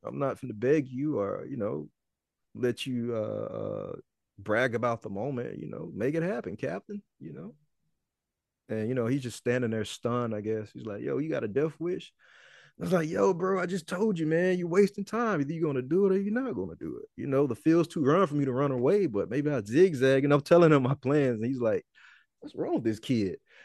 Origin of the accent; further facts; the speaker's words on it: Mississippi, United States; Mississippi, my hometown